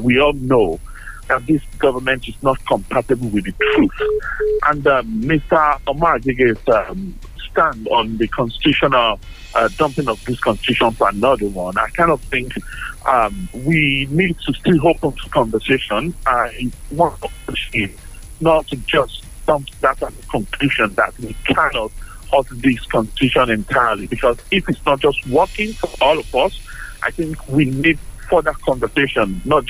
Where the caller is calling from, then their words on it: London, United Kingdom; I'm calling you from London.